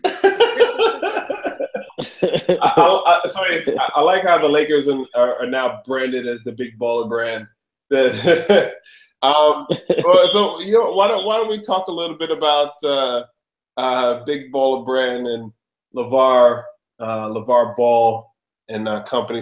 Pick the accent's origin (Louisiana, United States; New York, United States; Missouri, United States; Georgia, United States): New York, United States; New York City; I was born in New York City in Queens.